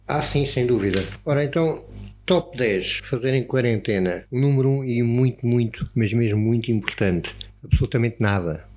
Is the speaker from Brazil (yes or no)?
no; Algarve, Portugal; Nós somos algarvios